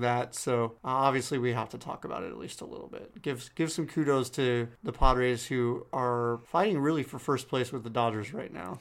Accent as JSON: {"language": "English", "town": "San Diego", "region": "California", "country": "United States", "tie": "born or raised there", "moved": "yes", "lives_now": "Dallas, United States", "said": "my hometown team"}